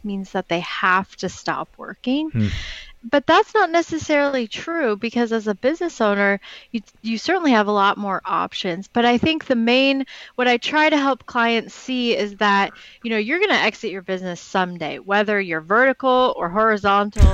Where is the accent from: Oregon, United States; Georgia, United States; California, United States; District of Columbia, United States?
Oregon, United States; Portland; I'm from Portland, Oregon, grew up here